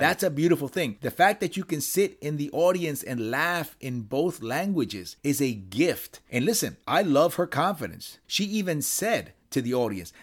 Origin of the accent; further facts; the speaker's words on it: Puerto Rico; moved away; I was born in Puerto Rico. I spent years living in Puerto Rico